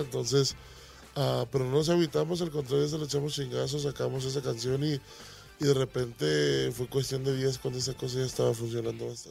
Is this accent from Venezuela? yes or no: no; Tomatlán, Jalisco, Mexico; moved away; also born or lived in United States; Soy de un rancho que se llama Tomatlán, Jalisco, cerca de Puerto Vallarta